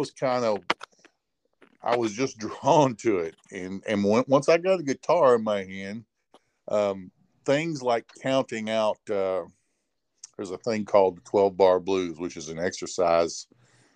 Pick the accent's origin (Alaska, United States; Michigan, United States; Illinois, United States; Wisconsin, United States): Illinois, United States; Rantoul; a local music store where I grew up in Ransville, Illinois